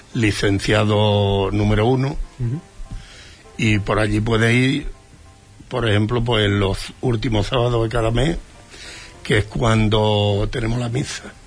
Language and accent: Spanish; Lepe, Andalusia, Spain; now in Huelva, Spain